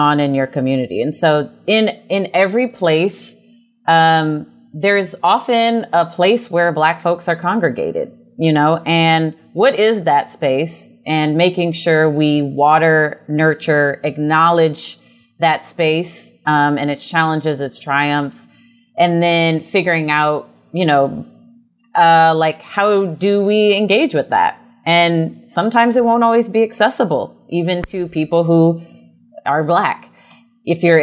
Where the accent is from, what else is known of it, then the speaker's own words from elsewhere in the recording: Prince George's County, Maryland, United States; I'm from Prince George's County